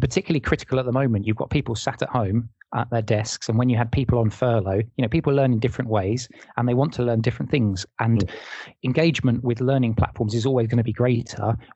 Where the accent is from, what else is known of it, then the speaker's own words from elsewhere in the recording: England, United Kingdom; as an English person